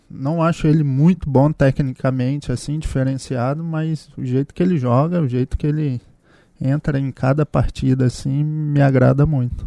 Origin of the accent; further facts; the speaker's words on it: Espírito Santo, Brazil; eu sou capixaba, né? Sou natural do Espírito Santo